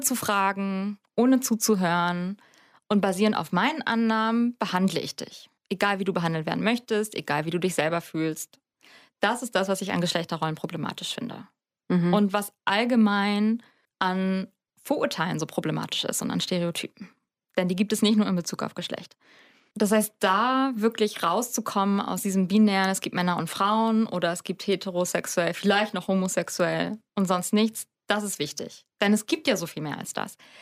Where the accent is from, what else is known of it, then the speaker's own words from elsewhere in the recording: Hamburg, Germany; ich komme aus Hamburg in Norddeutschland